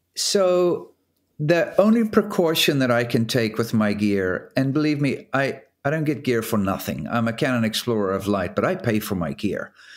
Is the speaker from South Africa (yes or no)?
yes; South Africa; moved away as an adult; now in Newport, United States; I grew up in South Africa and then left in seventy-nine to go ocean racing as a professional